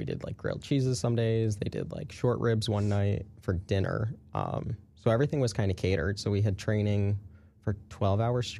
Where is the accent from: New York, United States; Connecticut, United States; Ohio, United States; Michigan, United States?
Connecticut, United States; I'm from Connecticut, by the way.